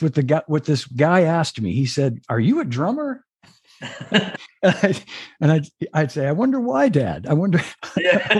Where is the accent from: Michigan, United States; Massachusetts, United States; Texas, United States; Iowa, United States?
Massachusetts, United States; Melrose; where I grew up in Melrose